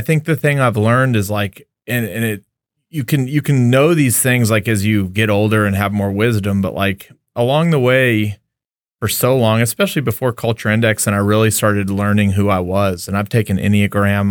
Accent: El Paso, Texas, United States; also born or lived in Lubbock, Texas; I grew up in El Paso, Texas

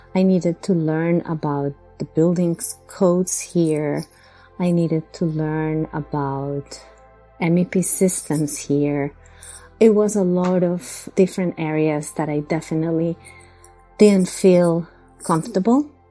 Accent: Bogotá, Colombia; moved away as an adult; now in Long Island, United States; I come from Bogota, Colombia

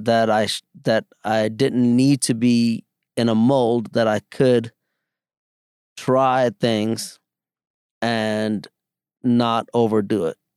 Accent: New York City, New York, United States; also born or lived in India; I grew up in the Bronx

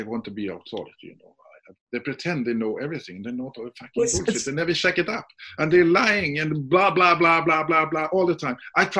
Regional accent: Sweden; English is a second language; I'm from Sweden.

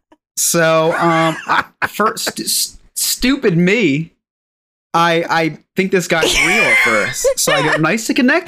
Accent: New Jersey, United States; I'm from a state called New Jersey in America.

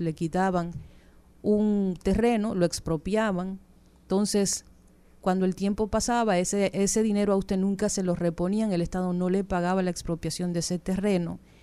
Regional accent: Dominican Republic; nosotros como dominicanos

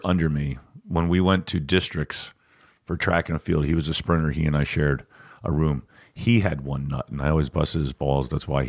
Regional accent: Perkiomenville, Pennsylvania, United States; I grew up in Perkiomenville out by Green Lane Reservoir.

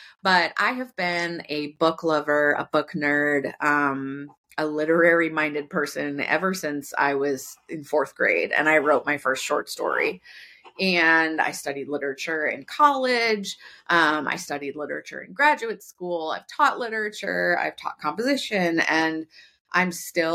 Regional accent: Sioux Falls, South Dakota, United States; my hometown of Sioux Falls, South Dakota

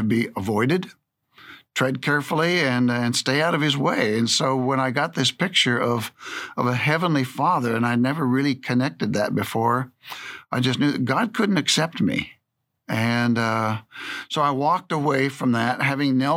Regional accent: Edmonds, Washington, United States; growing up just north of Seattle in a little town on Puget Sound called Edmonds, Washington

